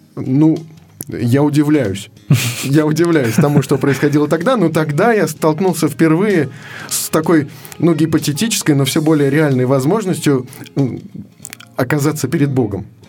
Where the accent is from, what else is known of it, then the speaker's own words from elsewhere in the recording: Moscow, Russia; я родился в Москве, в семье неверующих людей